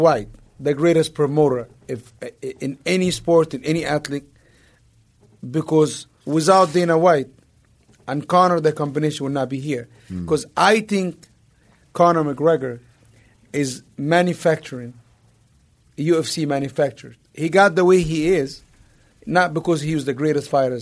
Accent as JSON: {"language": "English", "country": "Egypt", "tie": "born or raised there", "moved": "yes", "said": "growing up in Egypt"}